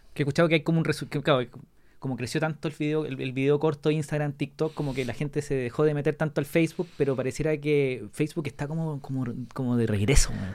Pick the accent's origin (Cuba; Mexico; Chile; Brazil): Chile; nosotros somos chilenos